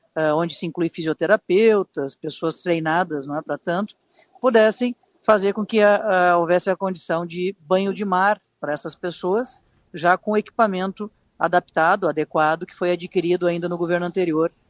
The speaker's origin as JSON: {"language": "Portuguese", "town": "Tramandaí", "region": "Rio Grande do Sul", "country": "Brazil", "tie": "born or raised there", "said": "nasci e me criei em Tramandaí"}